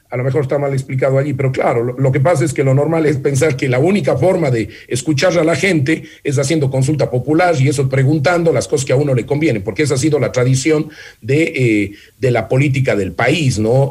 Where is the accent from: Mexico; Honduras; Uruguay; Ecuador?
Ecuador; Manabí; mi tierra